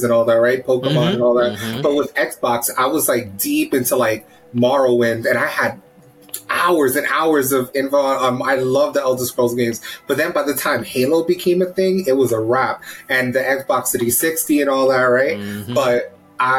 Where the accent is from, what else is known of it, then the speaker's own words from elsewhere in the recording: New York City, New York, United States; I'm born and raised in the Bronx, right? Black Puerto Rican here